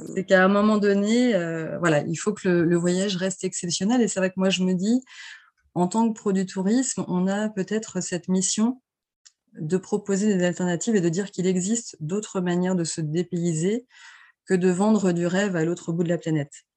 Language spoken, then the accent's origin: French; L'Aiguillon-sur-Mer, Pays de la Loire, France; j'ai baigné dans le tourisme depuis toute petite puisque je suis, je viens de l'Aiguillon-sur-Mer, donc qui est une petite station balnéaire de Vendée